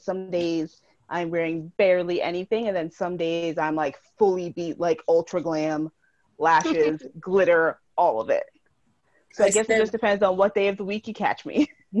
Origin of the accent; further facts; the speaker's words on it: New York, United States; I'm from New York.